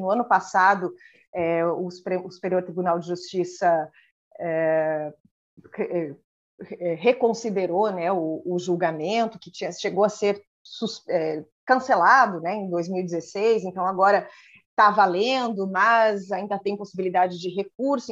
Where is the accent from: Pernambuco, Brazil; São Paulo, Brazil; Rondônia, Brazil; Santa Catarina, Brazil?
Santa Catarina, Brazil; Mafra; moved away; also born or lived in Rio Negro, Paraná; eu nasci no outro lado da ponte, né? Então, assim, no meu registro eu sou paranaense, mas eu vivi a vida hum. toda em Mafra